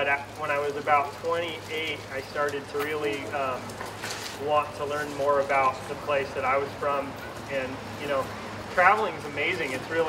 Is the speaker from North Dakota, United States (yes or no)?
no; Ojai, California, United States; We grew up in Ojai, California, so not that far away from the industry